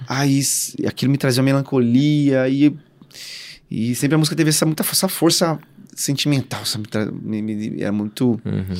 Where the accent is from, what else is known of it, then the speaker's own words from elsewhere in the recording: São Paulo, Brazil; eu nasci e cresci, cara, assim, acho que num, a maior, acho que a maior comunidade, uma das maiores comunidades do Brasil, é, que é o Heliópolis, que fica em São Paulo